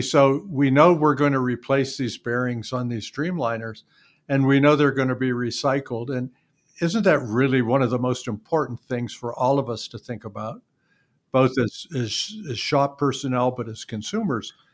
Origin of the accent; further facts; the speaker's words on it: Youngstown, Ohio, United States; I grew up in Youngstown